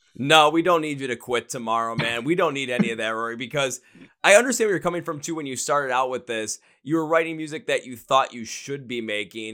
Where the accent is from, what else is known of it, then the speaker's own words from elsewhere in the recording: Midwest, United States; Midwest where I'm